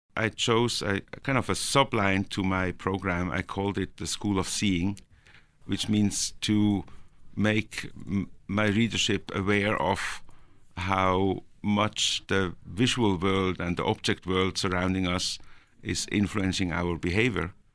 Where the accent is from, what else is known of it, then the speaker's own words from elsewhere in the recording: Norway; also born or lived in Switzerland; now in Zurich, Switzerland; I was born in Norway and I was, uh, raised there